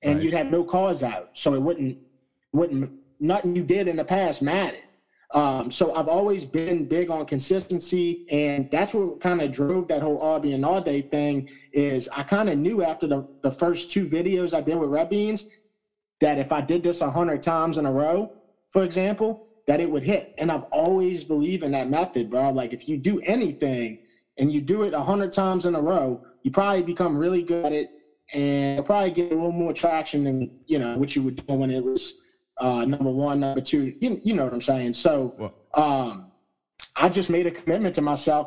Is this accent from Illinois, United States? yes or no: no; St. Bernard Parish, Louisiana, United States; being from St. Bernard Parish